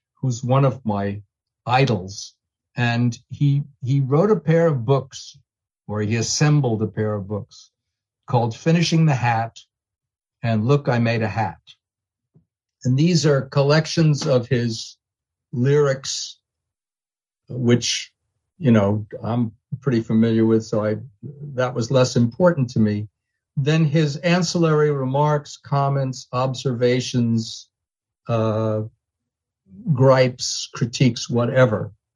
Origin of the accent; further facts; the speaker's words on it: New York City, New York, United States; now in Santa Monica, United States; I, I'm from New York